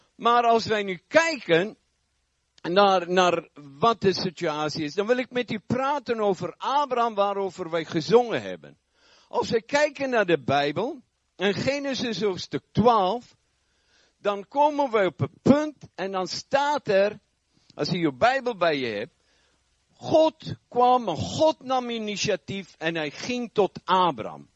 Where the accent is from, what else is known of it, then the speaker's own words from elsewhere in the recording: South Africa; now in Netherlands; Ik heb een eh, wat vreemde tongval. Ik kom oorspronkelijk uit Zuid-Afrika. Woon al vrij lang hier